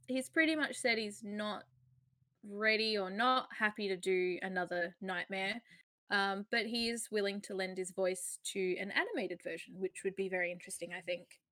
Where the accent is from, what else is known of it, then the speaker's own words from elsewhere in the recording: Australia; we're Australian